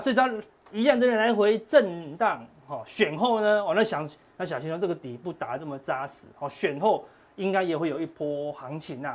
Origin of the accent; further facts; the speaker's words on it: Taiwan; 我们台湾人是到处都戴口罩